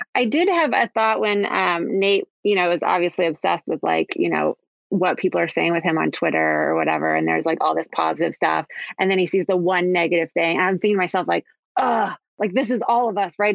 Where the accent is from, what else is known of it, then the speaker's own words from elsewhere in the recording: Kansas City, Missouri, United States; moved away; I'm from Kansas City originally